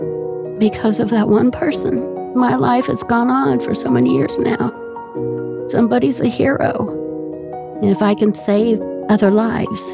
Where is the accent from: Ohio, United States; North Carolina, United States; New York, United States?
Ohio, United States; Columbus; I'm from Columbus